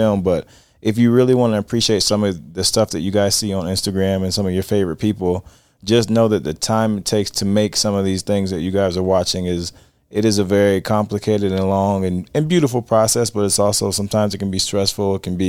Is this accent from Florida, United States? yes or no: yes; Florida, United States; I'm from Florida.